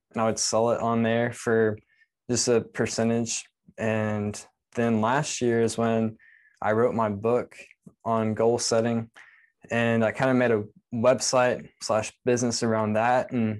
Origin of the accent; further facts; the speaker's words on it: Texas, United States; now in Lakeland, United States; So I say I'm from Texas because that's the longest I lived anywhere, which was 7 years. And I currently live in Lakeland, Florida, and that's right between Tampa and Orlando.